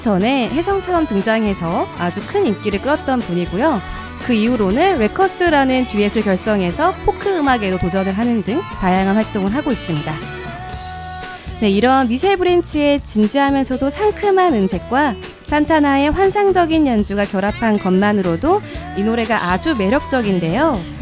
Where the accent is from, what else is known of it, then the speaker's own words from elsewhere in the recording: Ulsan, South Korea; moved away; 제 고향이 울산이에요. 경상도에 있는 음. 남쪽 나라 울산